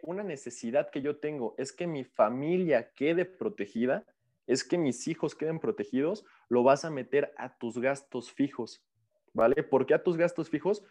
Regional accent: Mexico; como mexicanos

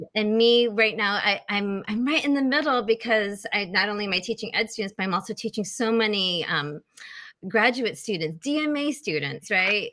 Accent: Michigan, United States; I'm back in my hometown, just five minutes away from mom and dad

